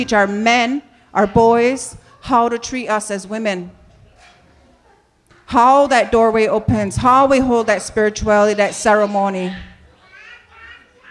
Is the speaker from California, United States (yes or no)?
no; New York, United States; I grew up in New York State